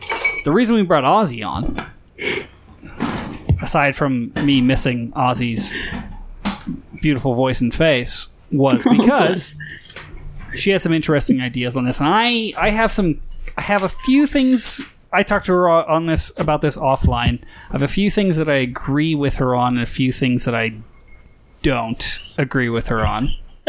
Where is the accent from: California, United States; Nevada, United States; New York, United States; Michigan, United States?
Nevada, United States; That's because I'm from Nevada.